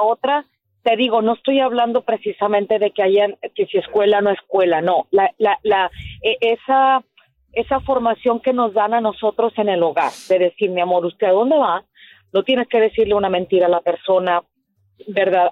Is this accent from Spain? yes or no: no; Monterrey, Nuevo León, Mexico; now in United States; soy originaria de Monterrey